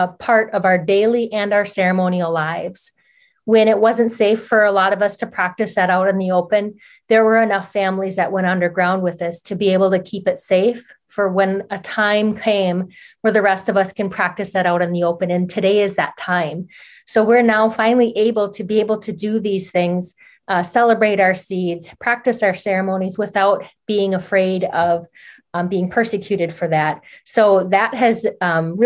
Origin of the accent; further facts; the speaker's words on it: Oneida Reservation, Duck Creek, Wisconsin, United States; I grew up near Duck Creek that runs through the Oneida Reservation.